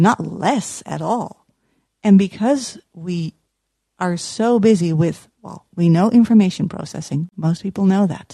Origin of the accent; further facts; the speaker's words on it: Utrecht, Netherlands; accent: Dutch; English is a second language; I'm from the Netherlands. You might hear it from my accent.